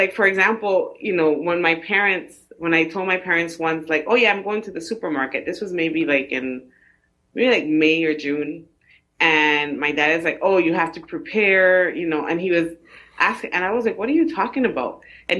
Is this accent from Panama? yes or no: yes; Panama; also born or lived in Atlanta, Georgia; now in Bronx, New York, United States; I live in the Bronx right now. Mm-hmm. I'm originally from Panama, Republic of Panama, not Panama City.